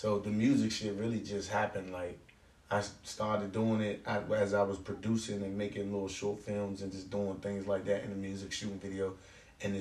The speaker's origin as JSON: {"language": "English", "town": "Oxon Hill", "region": "Maryland", "country": "United States", "tie": "born or raised there", "said": "I grew up in Oxon Hill"}